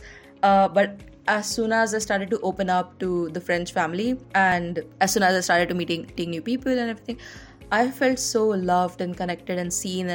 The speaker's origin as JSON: {"language": "English", "country": "India", "tie": "born or raised there", "said": "growing up in India, in the Indian society"}